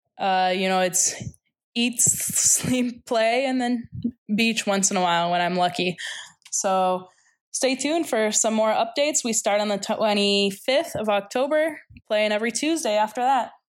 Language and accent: English; Toronto, Ontario, Canada; moved away as an adult; also born or lived in Chicago, United States; now in Nicosia, Cyprus; from Toronto, Ontario